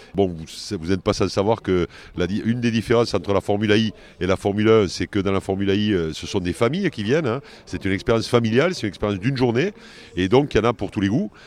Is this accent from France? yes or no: yes; France; on est en France et je suis français